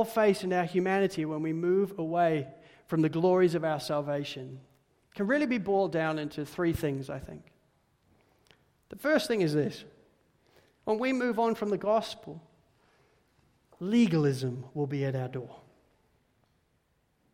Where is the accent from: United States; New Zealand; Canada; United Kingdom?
United Kingdom; Spalding, East Midlands; growing up in Spalding in Lincolnshire, the United Kingdom, was, well, slightly boring